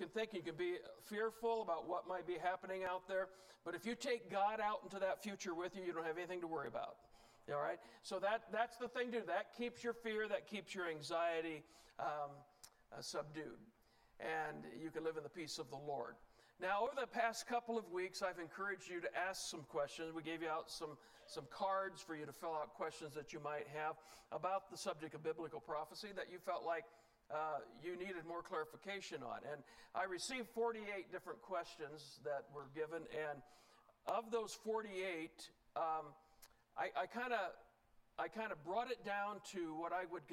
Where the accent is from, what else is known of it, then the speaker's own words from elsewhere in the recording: Indiana, United States; now in Utah, United States; I'm from Indiana originally, where it's pretty flat and a lot of cornfields.